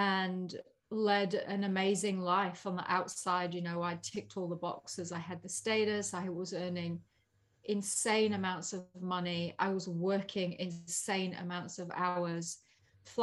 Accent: Yorkshire and the Humber, United Kingdom; So I had that real immigrant blood growing up in Yorkshire in England.

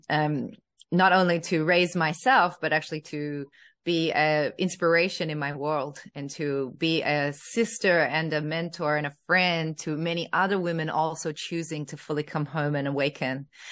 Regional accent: Australia; a young girl growing up in Australia, in a white family

